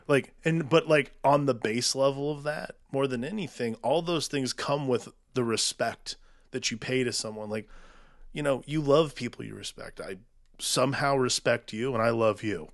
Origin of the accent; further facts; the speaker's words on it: United States; I'm an American. I live in this country. I've never not lived in this country.